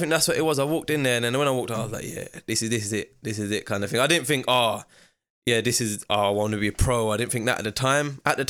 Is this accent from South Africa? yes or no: no; Ilford, London, United Kingdom; also born or lived in Slough; I was born in Slough. Okay. But I was raised in East London, Ilford.